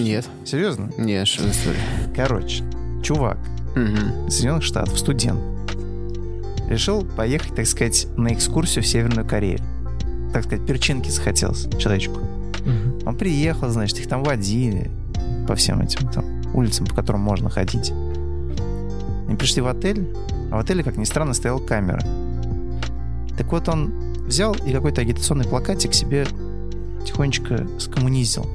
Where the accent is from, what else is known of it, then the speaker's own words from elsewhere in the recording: Russia; ребята из России